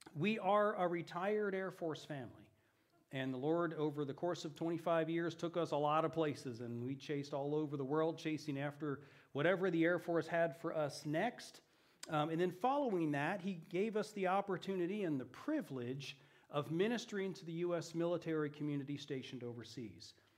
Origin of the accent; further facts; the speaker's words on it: Eugene, Oregon, United States; moved away as an adult; also born or lived in Italy; I grew up here in Eugene, so this is my hometown.